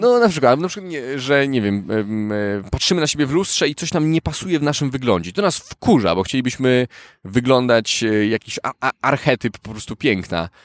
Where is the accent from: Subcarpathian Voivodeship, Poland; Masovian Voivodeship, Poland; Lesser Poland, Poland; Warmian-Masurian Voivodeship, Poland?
Masovian Voivodeship, Poland; Warsaw; also born or lived in Turkey; prawie całe życie mieszkam w Warszawie. Urodziłem się w Turcji